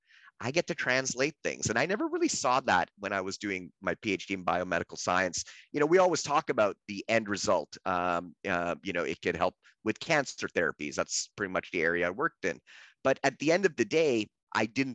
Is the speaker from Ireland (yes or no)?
no; Canada; I'm Canadian by birth